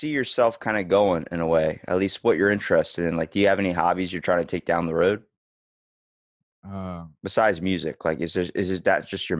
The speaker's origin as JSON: {"language": "English", "town": "Ocean City", "region": "Maryland", "country": "United States", "said": "I'm from Ocean City, Maryland. So I'm East Coast."}